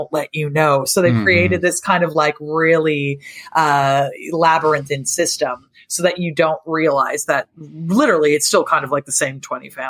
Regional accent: Seattle, Washington, United States; also born or lived in Japan / Chicago; now in Europe; I'm originally from Seattle

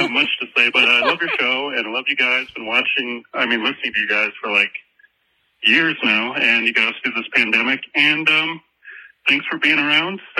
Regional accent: St. Louis, Missouri, United States; Hi. and I am from St. Louis, Missouri.

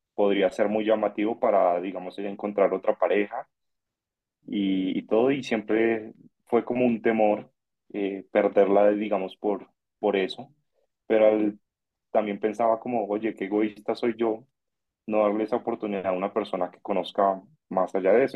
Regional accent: Bogotá, Colombia; tengo 30 años, eh, soy de Bogotá

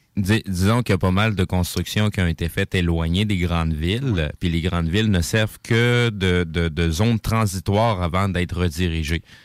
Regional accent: Quebec, Canada; je suis né ici, mais je me suis pas mal intéressé sur ce qui se passait, d'où ce que je viens, parce que c'est la raison pourquoi que ma famille a atterri ici au Québec

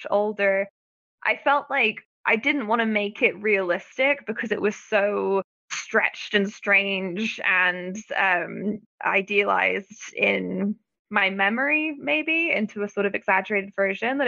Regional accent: Florida, United States; growing up in Florida

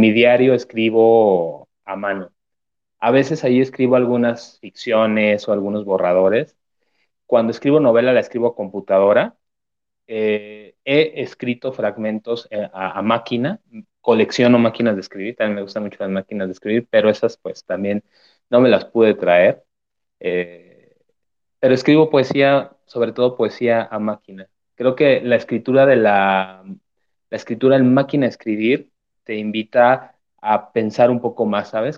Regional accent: Zamora, Michoacán, Mexico; moved away as an adult; now in Mexico City, Mexico; allá en Zamora, Michoacán, de donde soy.

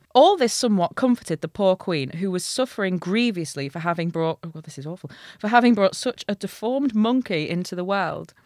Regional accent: Hull, Yorkshire and the Humber, United Kingdom; I'm from Hull

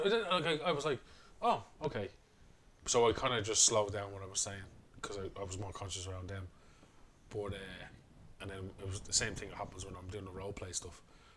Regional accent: Dublin, Leinster, Ireland; we're from Coolock

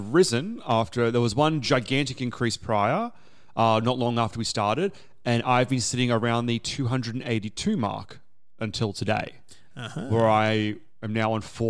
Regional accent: Australia; as an Australian now going to Singapore

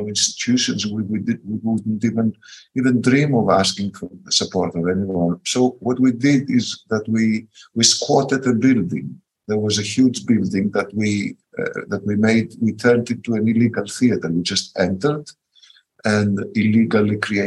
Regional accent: Athens, Attica, Greece; In my generation, in my country, growing up in Athens, in the underground scene

